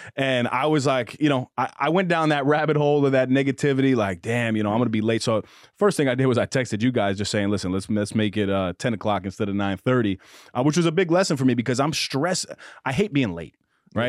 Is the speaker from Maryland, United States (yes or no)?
no; Mount Vernon, New York, United States; I played basketball growing up in Mount Vernon